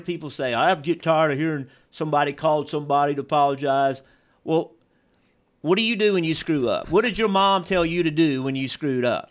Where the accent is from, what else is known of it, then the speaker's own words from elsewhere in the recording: Virginia, United States; I grew up in Virginia